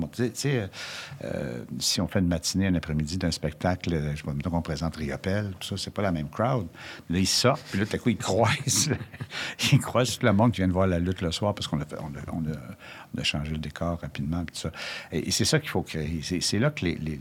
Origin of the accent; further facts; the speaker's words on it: Quebec, Canada; chez nous, au Québec